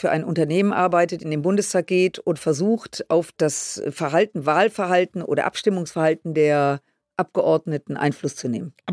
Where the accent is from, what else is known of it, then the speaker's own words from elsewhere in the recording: Düsseldorf, North Rhine-Westphalia, Germany; Und äh, ich komme ja aus Düsseldorf, äh, was uns beide unterscheidet.